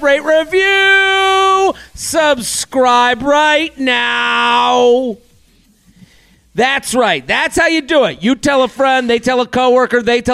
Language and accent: English; Bay State Conference, Massachusetts, United States; moved away; also born or lived in New York; We're from the Bay State Carry Division, the Bay State Conference